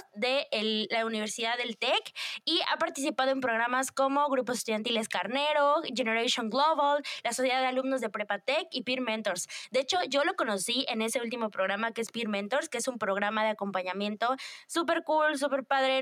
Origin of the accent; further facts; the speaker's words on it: Mexico; vivimos como sociedad mexicana